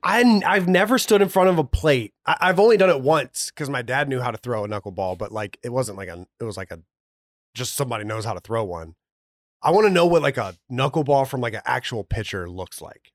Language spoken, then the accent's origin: English; Georgia, United States; I grew up in Georgia